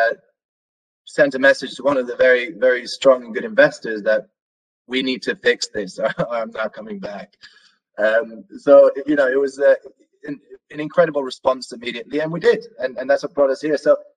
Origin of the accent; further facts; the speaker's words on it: Norway; moved away; me growing up in Norway